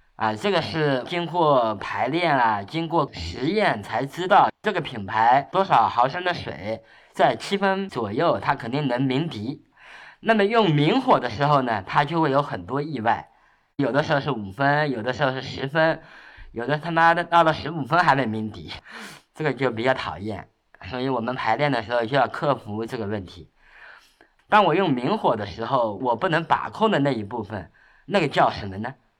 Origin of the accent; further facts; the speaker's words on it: Shaoxing, Zhejiang, China; 像我的生活就是出生在绍兴嘛